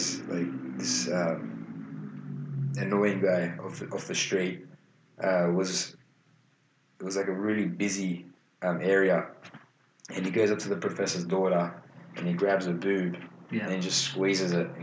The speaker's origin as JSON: {"language": "English", "country": "Australia", "said": "even though we're Australian."}